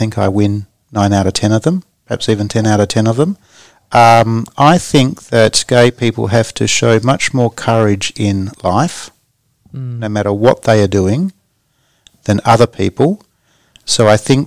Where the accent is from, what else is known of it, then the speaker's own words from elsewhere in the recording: Port Hedland, Western Australia, Australia; I grew up in Port Hedland because my father was the local policeman